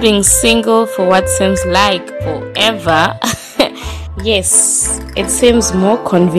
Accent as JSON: {"language": "English", "country": "South Africa", "said": "I'm from South Africa."}